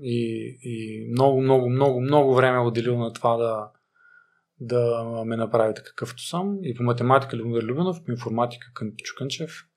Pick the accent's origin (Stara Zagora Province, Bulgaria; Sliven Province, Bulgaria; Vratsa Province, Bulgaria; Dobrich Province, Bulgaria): Stara Zagora Province, Bulgaria; Stara Zagora; аз съм от Стара Загора